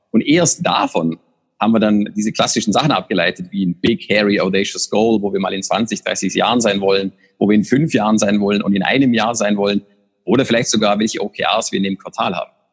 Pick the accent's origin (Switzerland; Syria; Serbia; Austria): Austria; moved away; für mich als Österreicher